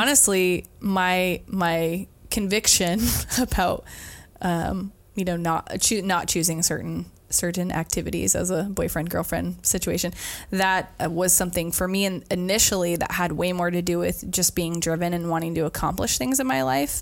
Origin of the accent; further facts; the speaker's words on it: Brightwood, Oregon, United States; moved away as an adult; also born or lived in McMinnville, Oregon / Colorado; I grew up in Brightwood